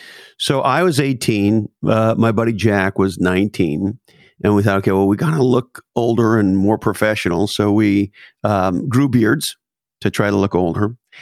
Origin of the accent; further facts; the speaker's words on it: Montreal, Quebec, Canada; Montreal, Canada.